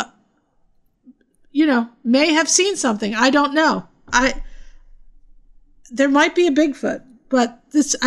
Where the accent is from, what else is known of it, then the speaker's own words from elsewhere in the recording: United States; we're from Jersey and New York